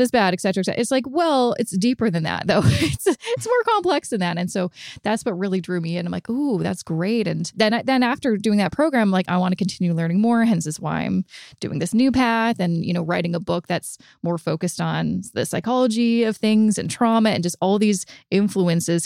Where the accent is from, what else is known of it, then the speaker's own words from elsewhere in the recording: Vancouver, British Columbia, Canada; moved away as an adult; now in Toronto, Canada; I'm originally from Vancouver